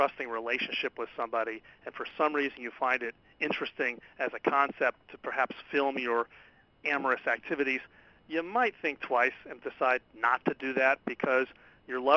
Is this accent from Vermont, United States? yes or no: no; California, United States; my home state of California